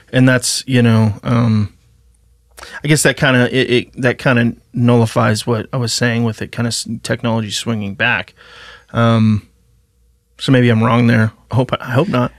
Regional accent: Idaho, United States; I grew up in pretty small town, Idaho

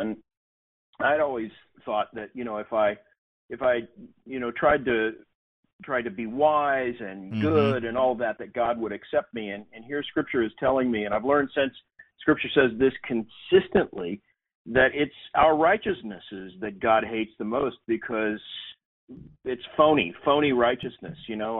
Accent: Tulsa, Oklahoma, United States; I grew up in Tulsa, Oklahoma, going to a liberal Methodist church.

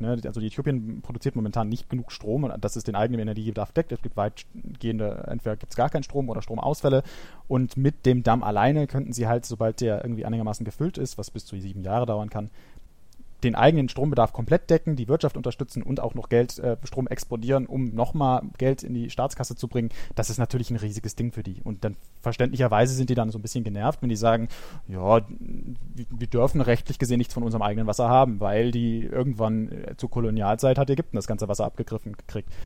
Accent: Germany; bei uns in Deutschland

